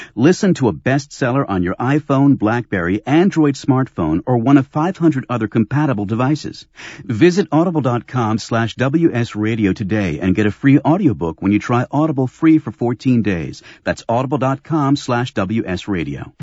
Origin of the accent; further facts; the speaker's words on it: Germany; now in United States; I'm I'm originally from Germany